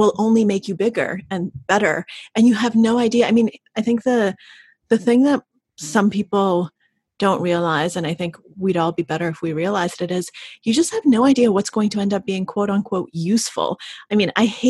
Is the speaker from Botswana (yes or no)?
no; Russia; moved away; we left the Soviet Union, because I was born in Russia when it was still the Soviet Union.